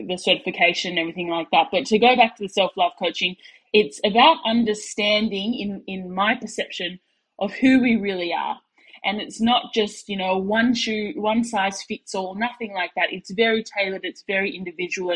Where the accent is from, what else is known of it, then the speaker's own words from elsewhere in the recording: Sydney, New South Wales, Australia; moved away as an adult; now in Perth, Australia; that's where I'm from Sydney, Australia, but I live in Western Australia over in Perth there